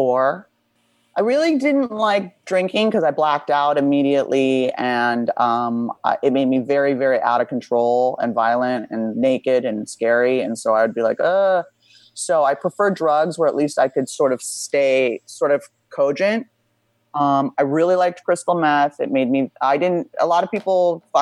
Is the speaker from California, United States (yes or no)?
yes; Beverly Hills, California, United States; I grew up pretty wealthy in Beverly Hills